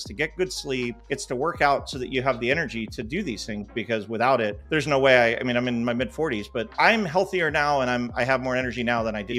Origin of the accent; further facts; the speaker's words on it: Freehold, New Jersey, United States; born there; So yes, I was born in Jersey. So just a little bit south of where you're at in New York.